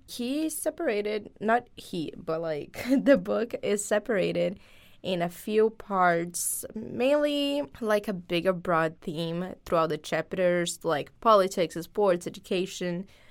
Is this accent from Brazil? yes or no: yes; Brazil; moved away; this community that I am part of since I'm from Brazil